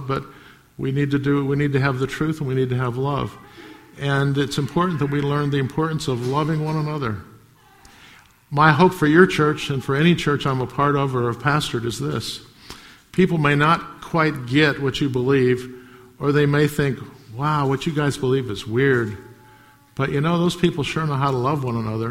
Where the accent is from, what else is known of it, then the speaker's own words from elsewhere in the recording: United States; I grew up in America